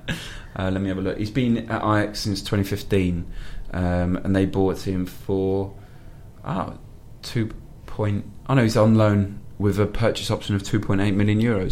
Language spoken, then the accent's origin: English; Welsh, Wales, United Kingdom; being Welsh